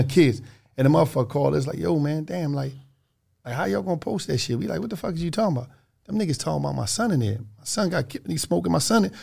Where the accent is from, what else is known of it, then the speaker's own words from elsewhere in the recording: Philadelphia, Pennsylvania, United States; I'm from Twelfth Street